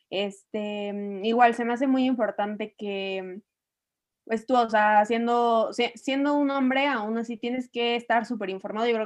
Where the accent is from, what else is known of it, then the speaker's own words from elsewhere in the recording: Mexico; Somos el futuro de México